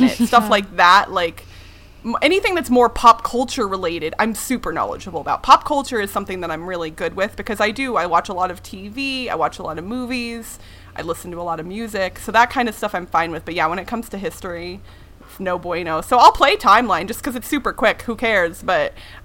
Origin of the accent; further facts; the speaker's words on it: United States; I am American. I've lived here my whole life